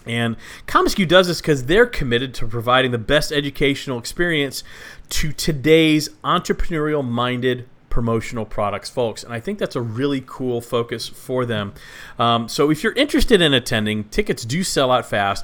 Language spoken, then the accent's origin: English; Texas, United States; I am from Texas, grew up there